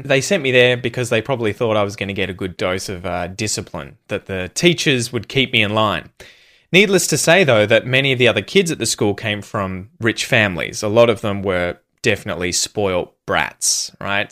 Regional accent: Australia; accent: Australian; first language English

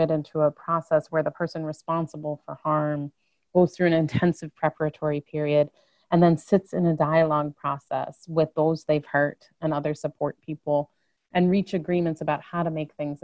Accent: Chicago, Illinois, United States; I grew up in Chicago, came of age in the late 80s and early 90s

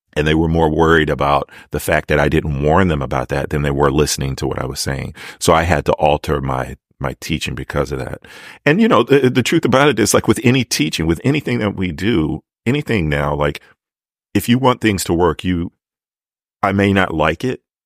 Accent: Maryland, United States; I'm from Maryland. Like I know that accent

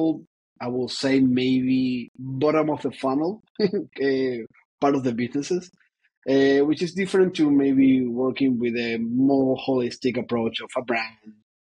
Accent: Argentina; moved away; also born or lived in Ireland / Paris; I was born in Argentina. That is important, I believe. But I've been all over the place.

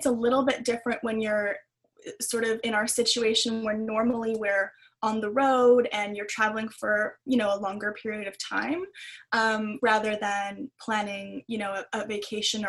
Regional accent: Ontario, Canada; I'm from Ontario

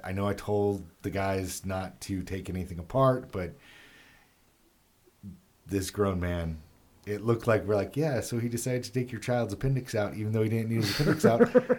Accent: Los Angeles, California, United States; I grew up in Los Angeles

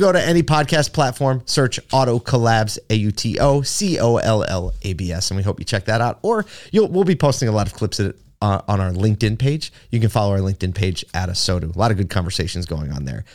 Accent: Philadelphia, Pennsylvania, United States; now in Syracuse, United States; I grew up in Philly

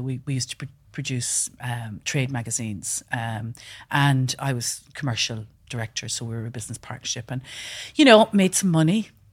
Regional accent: west coast of Ireland, Ireland; moved away; when I was growing up in Ireland, really. And, um, I'm originally from the west coast of Ireland, a small farm

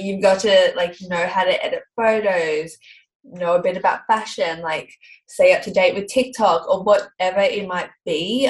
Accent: Melbourne, Victoria, Australia; I'm from Melbourne.

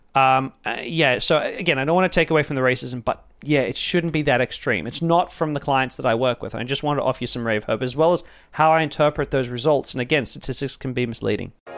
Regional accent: Australia; I'm Australian

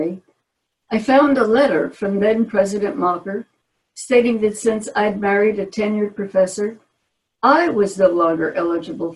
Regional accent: Newark, New Jersey, United States; I was born and raised in Newark, New Jersey

